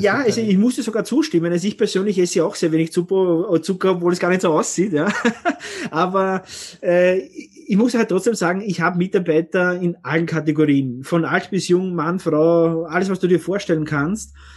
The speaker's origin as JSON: {"language": "German", "country": "Austria", "said": "bei uns in Österreich"}